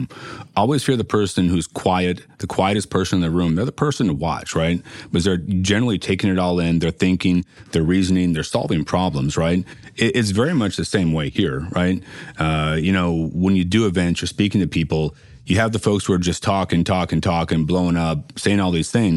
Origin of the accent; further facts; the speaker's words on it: United States; We're American citizens.